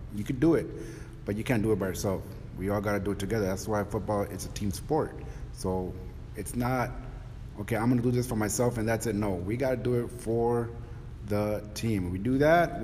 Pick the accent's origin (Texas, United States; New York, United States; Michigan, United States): Texas, United States; Donna; also born or lived in Chicago; Came down here about second, third grade, and I was raised here in Donna. I graduated from Donna High School, 1993